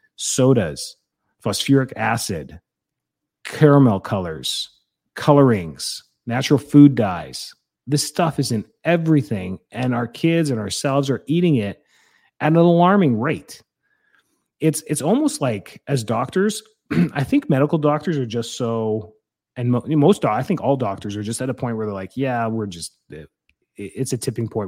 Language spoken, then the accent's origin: English; Calgary, Alberta, Canada; I grew up in Calgary.